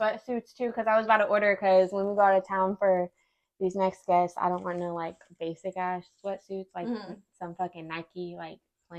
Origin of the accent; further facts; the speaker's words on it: Jamaica; I'm Jamaican.